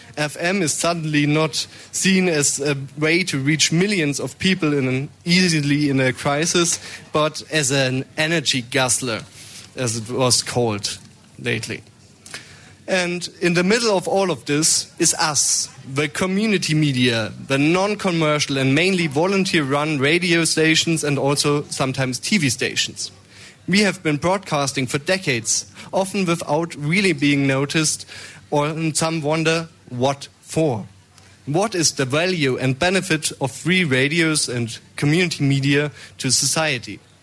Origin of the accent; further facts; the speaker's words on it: Munich, Bavaria, Germany; I'm here for from Munich, not from the Donau. So the Isar is my uh, river